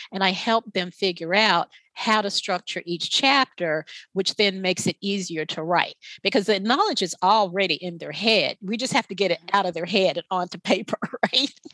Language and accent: English; the South, United States; I'm from the South